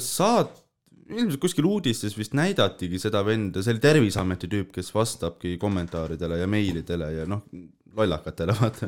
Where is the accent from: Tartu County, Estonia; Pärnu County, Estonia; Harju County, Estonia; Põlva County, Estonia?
Harju County, Estonia; Tallinn; ma olen küll Õismäelt, onju mm, -hmm. aga Tallinnast